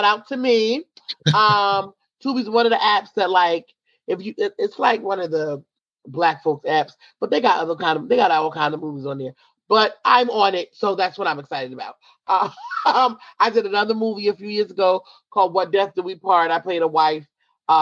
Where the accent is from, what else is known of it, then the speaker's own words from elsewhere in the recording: Franklin, New Jersey, United States; also born or lived in Pennsylvania; I'm from Somerset, New Jersey, Franklin, New Jersey, and my mom still lives there. I actually still live in Franklin myself.